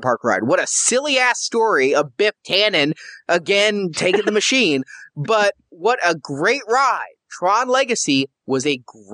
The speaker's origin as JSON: {"language": "English", "region": "Midwest", "country": "United States", "said": "I'm from the Midwest"}